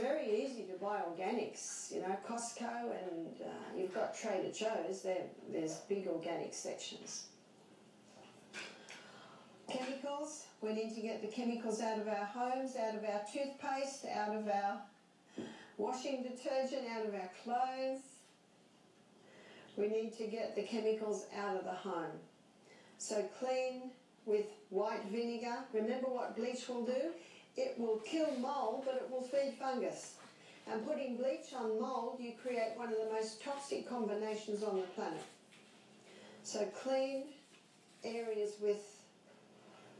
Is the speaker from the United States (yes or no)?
no; Australia; I'm Australian